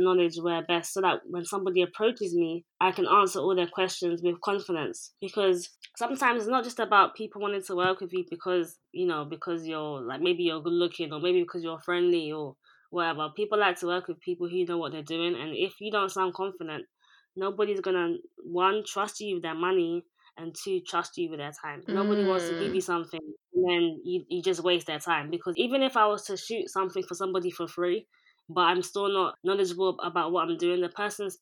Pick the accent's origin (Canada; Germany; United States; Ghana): Ghana; now in London, United Kingdom; I'm Ghanaian, based in London